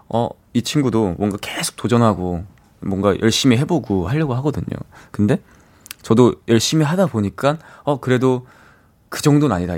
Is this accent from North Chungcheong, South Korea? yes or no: yes; Chungju, North Chungcheong, South Korea; 저 원래 집이 충주거든요.